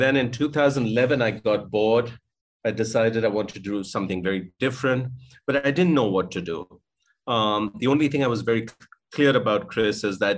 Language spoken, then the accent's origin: English; India; I was born in India in 1963, so I'm about just turned 59. I grew up in a very middle-class home.